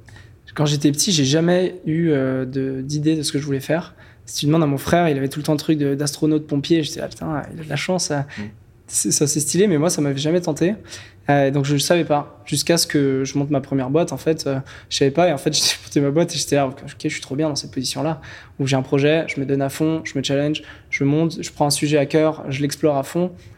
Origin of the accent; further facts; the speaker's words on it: French Guiana; moved away; also born or lived in Cannes / Paris / Lyon; J'ai grandi, euh, en Guyane française